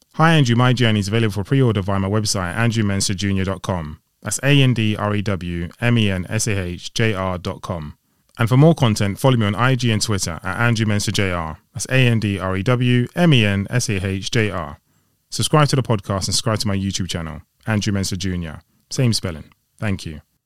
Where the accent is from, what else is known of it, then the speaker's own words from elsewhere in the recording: Ghana; I'm from Ghana